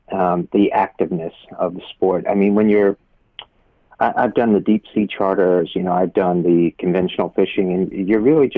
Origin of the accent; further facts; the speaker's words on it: Pennsylvania, United States; now in Miami Beach, United States; I'm originally from Pennsylvania